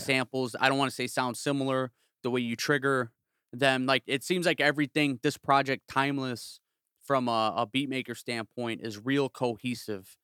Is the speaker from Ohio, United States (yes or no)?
no; South suburbs of Chicago, Illinois, United States; now in Northwest Indiana, United States; I'm from the South Burbs of Chicago. I'm from s, the seven oh eight. I grew up thirty minutes south of s, the city